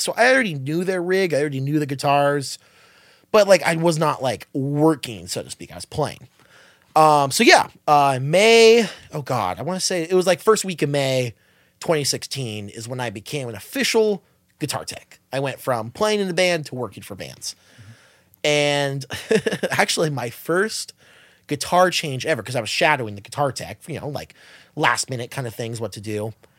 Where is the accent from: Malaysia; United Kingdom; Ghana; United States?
United States; Los Angeles or Southern California; We're all from L A or SoCal